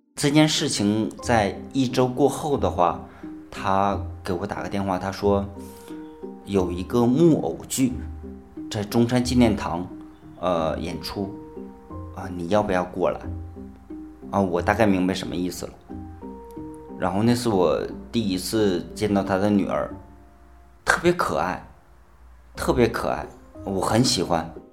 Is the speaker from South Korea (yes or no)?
no; Northeast China, China; moved away as an adult; also born or lived in Guangzhou; now in Zhanjiang, China; 我是东北人